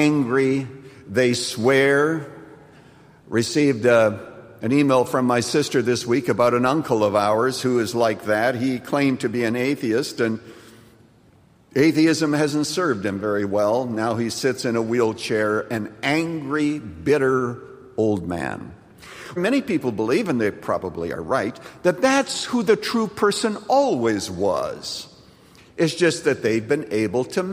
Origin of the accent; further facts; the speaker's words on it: Canada; when I was growing up in Canada